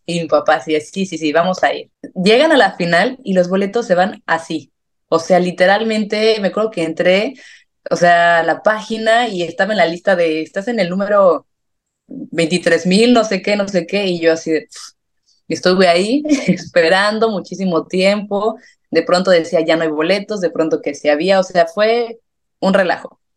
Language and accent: Spanish; San Miguel de Allende, Guanajuato, Mexico; moved away as an adult; also born or lived in León, Mexico; now in Madrid, Spain; primero soy San Miguel de Allende, estudié en León, pero yo soy de San Miguel